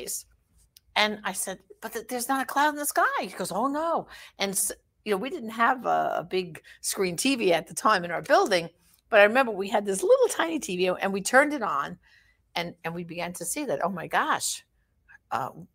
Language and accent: English; New York City, New York, United States; I was born and raised in Brooklyn